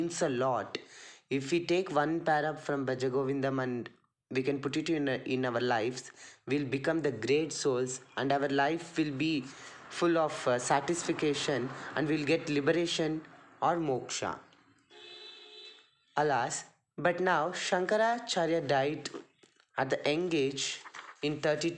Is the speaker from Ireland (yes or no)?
no; Nandi, Karnataka, India; I'm studying first year BA and I'm from Nandi.